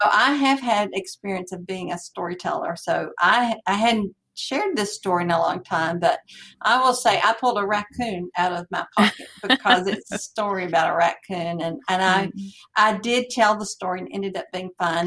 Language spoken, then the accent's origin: English; Franklin, United States; I'm from Franklin